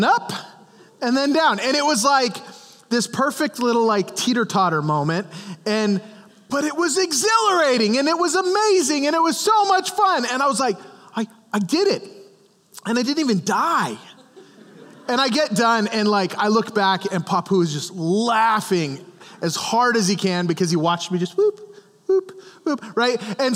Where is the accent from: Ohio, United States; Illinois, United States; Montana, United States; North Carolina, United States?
Montana, United States; now in Goshen, United States; I grew up in Montana